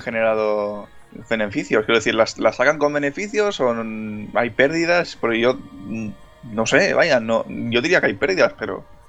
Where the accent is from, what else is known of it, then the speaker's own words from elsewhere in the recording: Catalonia, Spain; soy catalán